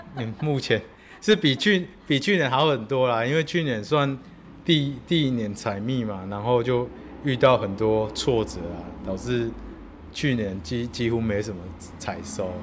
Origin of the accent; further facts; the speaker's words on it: Wufeng, Taichung, Taiwan; 我第一次感受到越来越接近自己国小的母校，然后我采访的人竟然竟然就在母校的旁边而已，四德国校，雾峰的四德国校